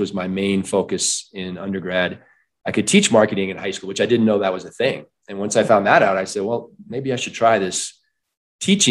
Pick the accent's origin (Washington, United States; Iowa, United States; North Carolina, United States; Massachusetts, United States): Iowa, United States; moved away as an adult; also born or lived in Michigan; now in Colorado, United States; I was born in Michigan, raised in Iowa